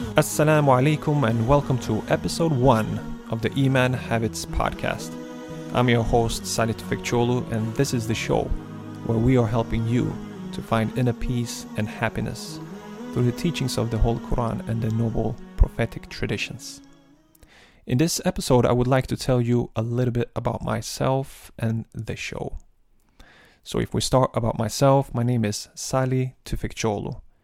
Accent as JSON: {"language": "English", "town": "Malmö", "region": "Skåne", "country": "Sweden", "tie": "born or raised there", "said": "I've been born and raised in Malmo, and there's, and that's the city that I live"}